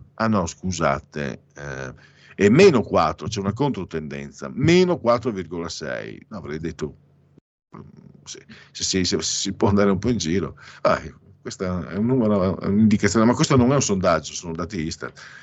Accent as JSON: {"language": "Italian", "region": "Veneto", "country": "Italy", "said": "io sono mezzo veneziano ma di campagna, quindi non sono veneziano"}